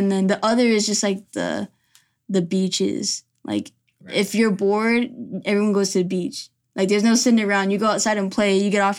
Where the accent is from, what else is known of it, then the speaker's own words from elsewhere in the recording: Ahwatukee, Arizona, United States; also born or lived in Chandler; So I was born here originally. I actually was born in Chandler, and then I ended up growing up in Ahwatukee. So ever since I was younger, I was an Arizona baby.